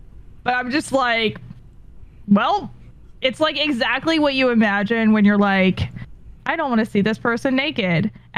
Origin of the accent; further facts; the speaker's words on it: California, United States; moved away; I'm from California